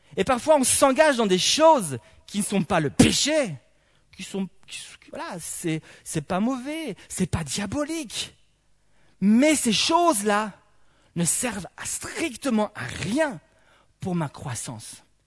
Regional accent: Belgium; en tant que bon belge

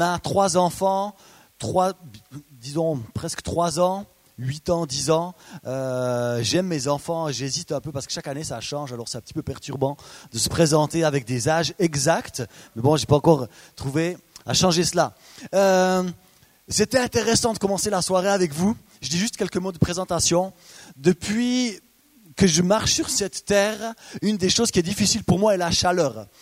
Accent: Biel/Bienne region, Bernese Jura, Switzerland; Je viens de la région de Bienne, du Jura bernois

